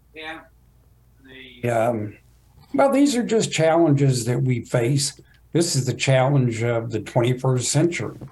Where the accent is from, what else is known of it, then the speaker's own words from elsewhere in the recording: Fort Worth, Texas, United States; I grew up in Fort Worth